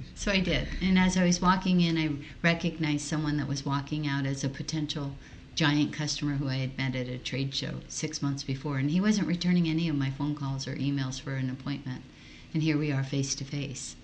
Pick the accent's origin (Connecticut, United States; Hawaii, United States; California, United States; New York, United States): Hawaii, United States; English is a second language; I was born and raised in Hawaii